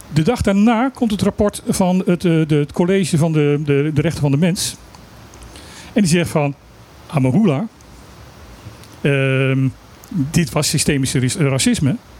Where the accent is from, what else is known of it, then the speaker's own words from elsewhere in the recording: Limburg, Netherlands; wij zijn het zuiden van Nederland. Het zuidelijkste puntje van Nederland